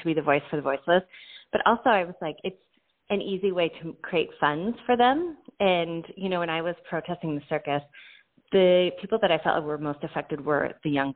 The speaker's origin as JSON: {"language": "English", "town": "Santa Barbara", "region": "California", "country": "United States", "said": "I am from Santa Barbara, California, and I've lived here for quite a long time"}